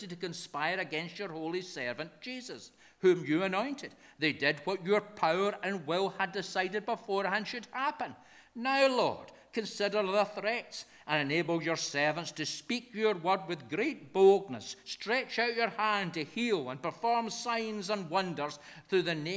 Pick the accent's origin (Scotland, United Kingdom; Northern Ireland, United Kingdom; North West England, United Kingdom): Scotland, United Kingdom; we're Scottish folk in the kirk